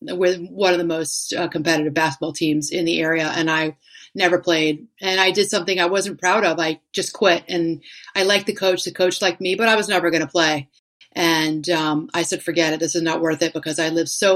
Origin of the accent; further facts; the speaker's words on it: Washington, District of Columbia, United States; moved away; my two sisters who still lived in my hometown area of Washington, D.C.